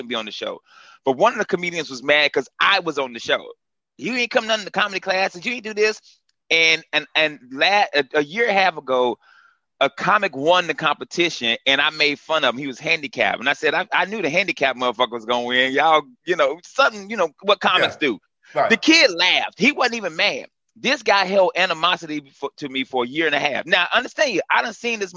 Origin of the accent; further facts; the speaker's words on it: Greensboro, North Carolina, United States; I'm from Greensboro, Southside Greensboro. I'm number 8 of 11 kids. I grew up in Hampton Home, Southside.